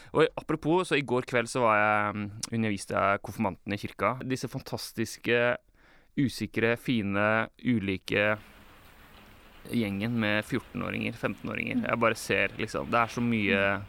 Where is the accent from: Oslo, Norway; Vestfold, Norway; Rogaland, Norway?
Vestfold, Norway; Larvik; jeg er oppvokst eh, i Misjonskirka Larvik